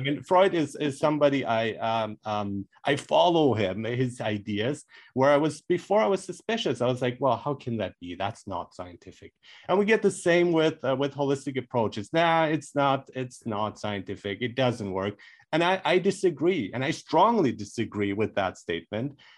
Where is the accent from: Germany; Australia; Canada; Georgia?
Germany; moved away; I grew up in Germany where people are more frank